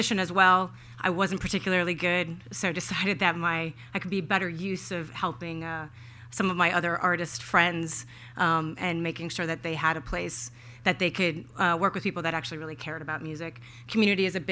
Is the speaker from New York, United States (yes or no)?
no; Minneapolis, Minnesota, United States; I grew up in Minneapolis